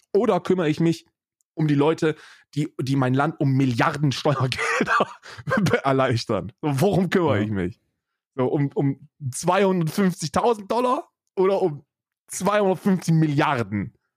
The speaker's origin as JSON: {"language": "German", "country": "Germany", "said": "an die Bundesrepublik Deutschland, meinem, meinem Heimatland"}